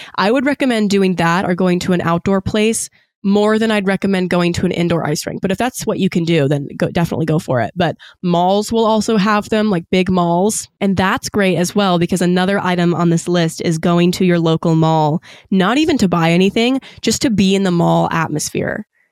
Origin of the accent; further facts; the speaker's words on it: Gloucester, Virginia, United States; now in Washington, D.C., United States; I'm from Gloucester